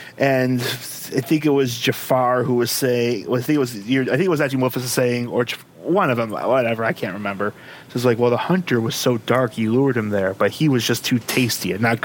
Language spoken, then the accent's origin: English; Buffalo, New York, United States; I'm from Buffalo.